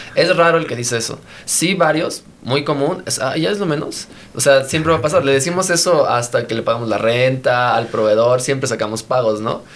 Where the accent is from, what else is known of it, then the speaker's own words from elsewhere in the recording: Mexico; somos mexicanos